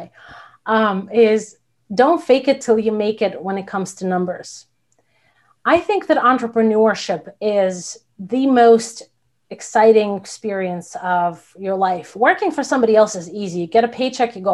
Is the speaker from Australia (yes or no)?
no; Belarus; now in United States; I'm from Belarus. There was no small business whatsoever.